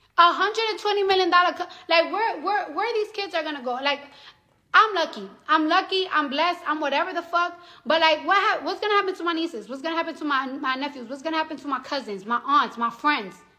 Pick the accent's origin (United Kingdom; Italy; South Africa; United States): United States; New York City, New York; now in New Jersey, United States; I'm from the Bronx